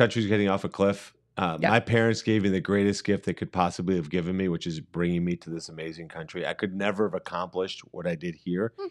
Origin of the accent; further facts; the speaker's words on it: Cleveland, Ohio, United States; I'm an entrepreneur from Cleveland.